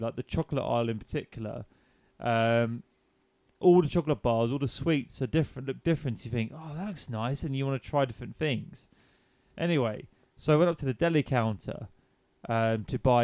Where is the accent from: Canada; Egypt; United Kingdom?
United Kingdom; England; I'm English